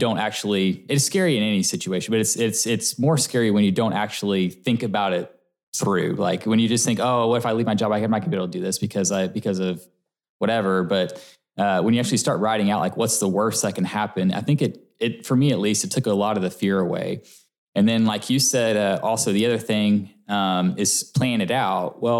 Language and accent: English; Coppell, Texas, United States; now in Frisco, United States; I did. I grew up in Coppell, which is also Dallas, yep. And then moved to Frisco about 6 years ago now.